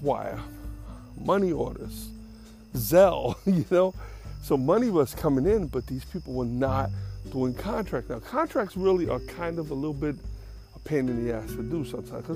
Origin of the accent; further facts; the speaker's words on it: New York City, New York, United States; moved away; I'm from the Bronx.